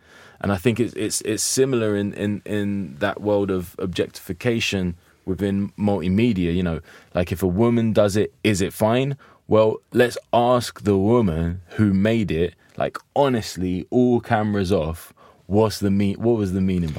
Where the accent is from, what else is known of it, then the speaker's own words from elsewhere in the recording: United Kingdom; perhaps we still got a problem with the no sex, we're British kind of vibe where we're prudish about this kind of stuff.